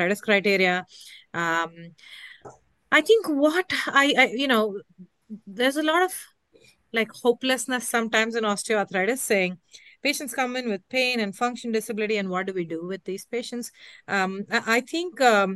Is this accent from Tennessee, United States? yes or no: no; New York, United States; I'm from New York, but not right now in San Diego